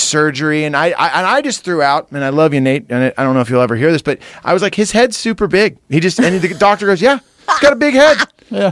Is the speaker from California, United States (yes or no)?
yes; Santa Cruz, California, United States; as a kid growing up in Santa Cruz